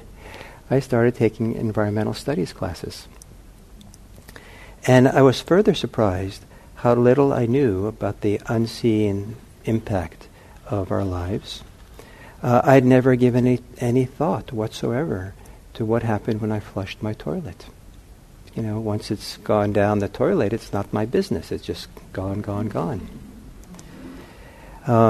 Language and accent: English; Los Angeles, California, United States; I grew up in Los Angeles